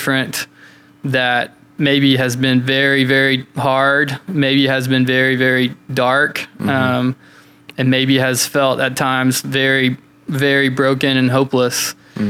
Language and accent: English; London, Kentucky, United States; moved away; London, Kentucky? That's my hometown